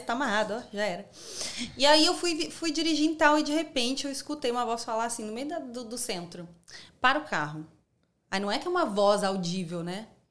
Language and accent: Portuguese; Foz do Iguaçu, Paraná, Brazil; moved away as an adult; now in Sydney, Australia; Eu vim de Foz do Iguaçu, no Paraná.